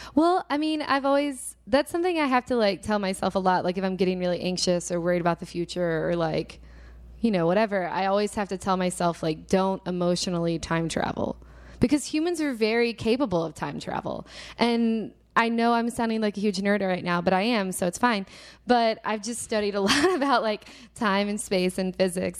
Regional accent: Little Rock, Arkansas, United States; moved away; also born or lived in Texas; I'm from Little Rock, Arkansas originally

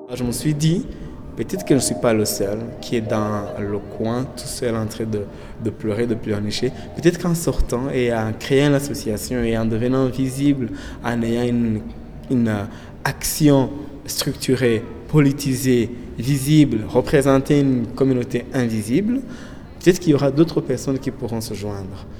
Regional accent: Rwanda; moved away as an adult; now in Canada; je viens du Rwanda

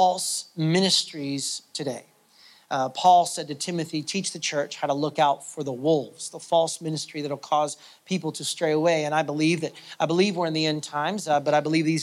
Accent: United States; moved away as an adult; now in Canada; I'm American, and so in the American church, I mean, I've been in Canada now for 8 years.

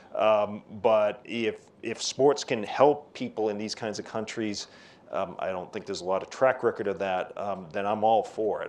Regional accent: Boston, Massachusetts, United States; I'm from Boston

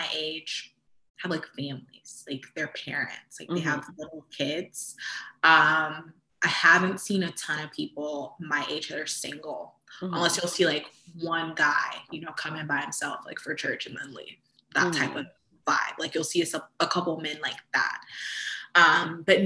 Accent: Central Florida, United States; also born or lived in Fort Lauderdale, Florida; almost everyone that I grew up with in Central Florida

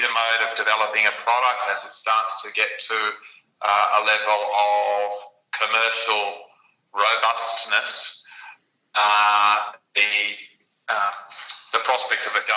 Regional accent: Australia; Australians. We're in a pretty ingenious bunch

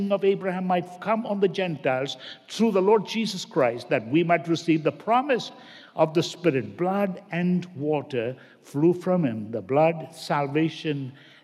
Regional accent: India; moved away; I grew up basically in India, and where my parents come from, south, very common to have rubber estate

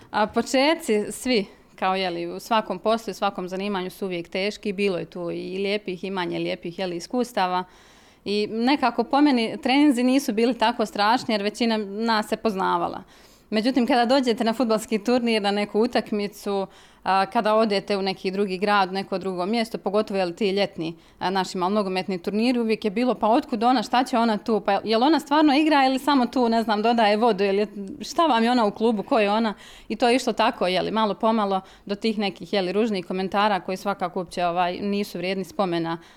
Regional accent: Mostar, Federation of Bosnia and Herzegovina, Bosnia & Herzegovina; ja sam ono što bi kod nas u Mostaru rekli, mahalsko dijete odrasla

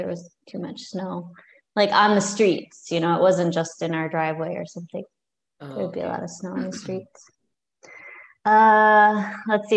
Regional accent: Michigan, United States; moved away; also born or lived in South Carolina; the only states I've lived in are Michigan, where I'm from, and South Carolina

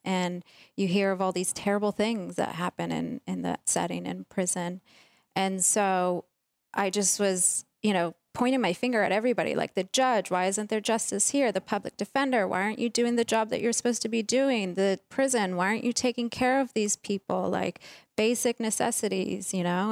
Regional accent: Virginia, United States; we grew up in Virginia

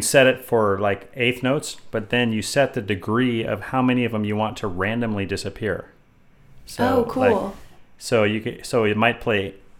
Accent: Bay Area, California, United States; now in Los Angeles, United States; I'm from the Bay Area

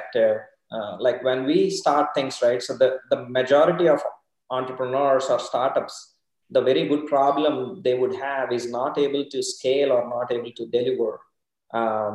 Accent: India; moved away as an adult; also born or lived in Dallas, Texas; now in McKinney, United States; I'm from India, been in Dallas since 2010.

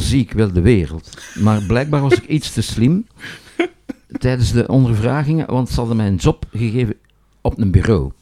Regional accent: Boom, Flanders, Belgium; ik kom uit Boom, dat is een eenvoudige arbeidersstreek

